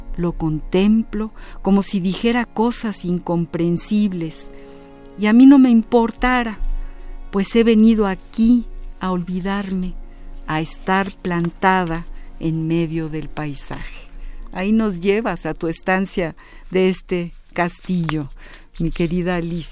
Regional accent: Mexico; nacimos ya en México, pero que nuestros padres vinieron a causa de la Guerra Civil Española, y aquí hicieron su vida y nosotros nos volvimos absolutamente mexicanas

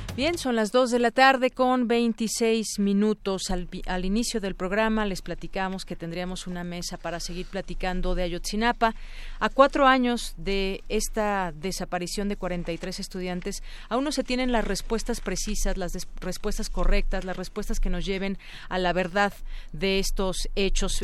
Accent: Mexico; como mexicanos

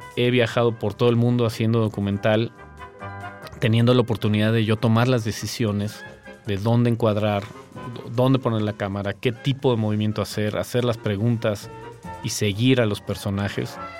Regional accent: Mexico City, Mexico; also born or lived in Tequisquiapan, Querétaro; Yo soy chilango, soy de la Ciudad de México

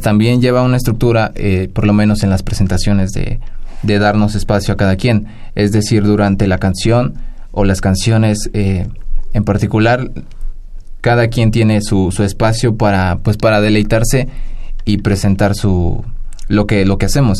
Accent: Cardonal, Hidalgo, Mexico; el ñañú es lo que se habla en mi pueblo natal, en barrio de Tizqui, el municipio cardonal del estado de, Hidalgo.

